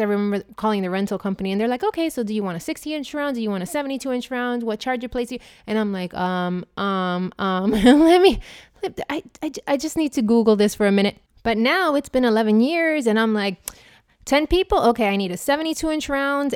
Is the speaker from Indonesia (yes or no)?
no; Puerto Rico; now in Miami, United States; I'm from Puerto Rico, and in Puerto Rico, in Spanish, it's pronounced ….